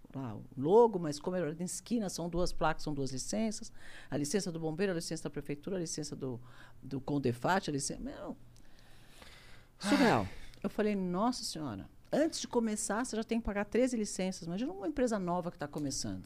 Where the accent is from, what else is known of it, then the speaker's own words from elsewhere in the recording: Brazil; Eu sou brasileiro, adoro o Brasil